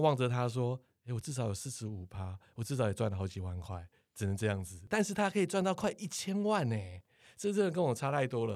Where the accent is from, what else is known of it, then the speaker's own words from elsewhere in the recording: Taiwan; 我们台湾人